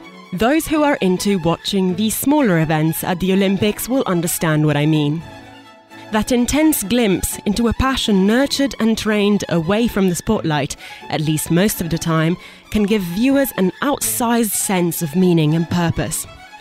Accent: Italy; turns out 2004 was a great year to be following Team Italy's efforts on our national broadcaster Rai. My home country ended up in a respectable 8th place in the table with 32 medals won, 10 of which gold.

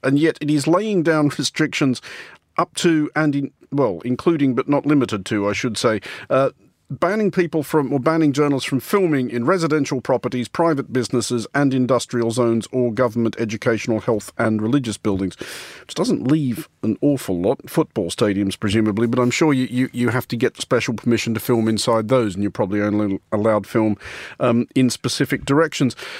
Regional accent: Australia; as an Australian

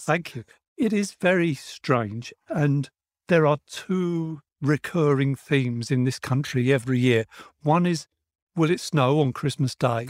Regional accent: United Kingdom; here in the U K, we had Melody Maker, New Musical Express, Sounds, Record Mirror, and my pocket money would go on all of these.

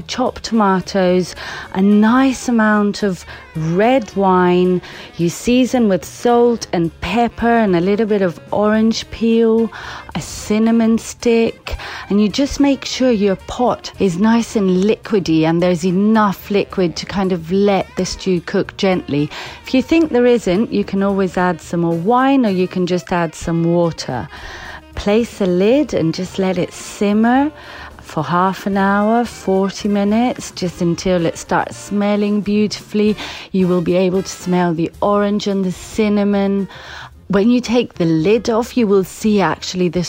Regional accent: Crete, Greece; moved away as an adult; now in London, United Kingdom; I am from Crete, half Cretan and half Scottish actually

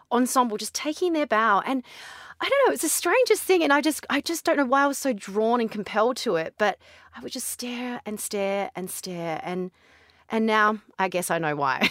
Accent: Barossa Valley, South Australia, Australia; now in Dubai, United Arab Emirates; I'm from Australia

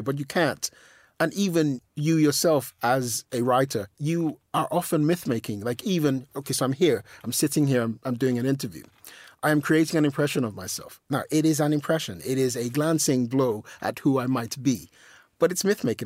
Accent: London, United Kingdom; also born or lived in Nigeria; I'm just a guy from South London, you know, I was born in Lambeth.

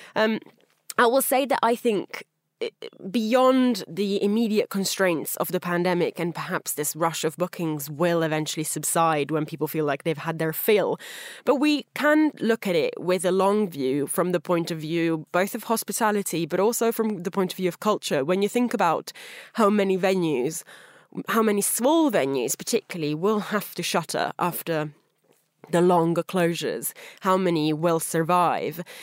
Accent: Italy; moved away; my home country of Italy

